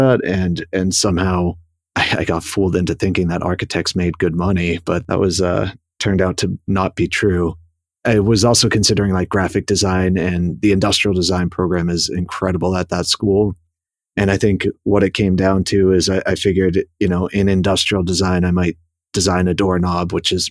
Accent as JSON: {"language": "English", "town": "Boston", "region": "Massachusetts", "country": "United States", "tie": "born or raised there", "also_born_or_lived": "New York City, United States / St. Louis, United States", "moved": "as an adult", "said": "I was born in Boston and raised just outside the city"}